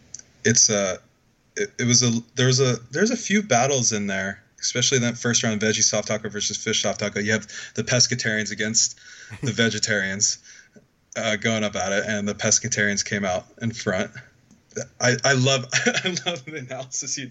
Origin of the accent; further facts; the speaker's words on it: Northern California, United States; moved away as an adult; now in Washington, United States; I am originally from Northern California, and I came up here for school